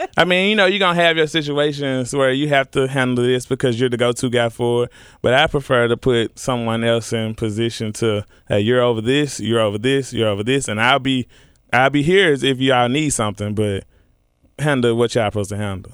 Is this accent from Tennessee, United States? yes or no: yes; Memphis, Tennessee, United States; I'm from Memphis